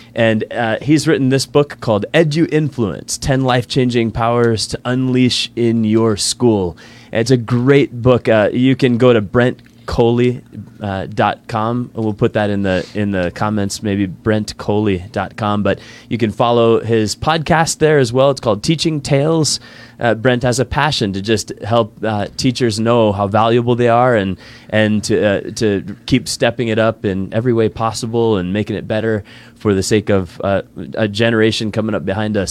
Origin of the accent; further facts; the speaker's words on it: East Coast, United States; moved away; I grew up in the East Coast